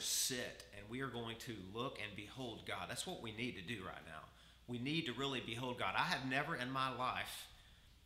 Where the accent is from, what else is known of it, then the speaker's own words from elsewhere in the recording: the South, United States; I come from the South